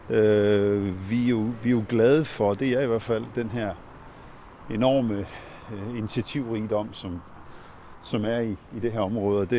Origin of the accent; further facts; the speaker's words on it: Ringkøbing, Central Denmark Region, Denmark; now in Herning, Denmark; Jeg er vokset op i Ringkøbing ude på vestkysten. Hmm, så det er jo min føde, eller det er ikke min fødeby, men det var der, jeg havde min, min skolegang ude.